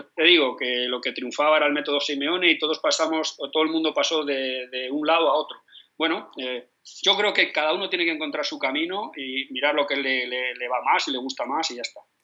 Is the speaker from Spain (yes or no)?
yes; Madrid, Community of Madrid, Spain; Yo soy madrileño, como te he dicho, nacido a, 100 metros del Bernabéu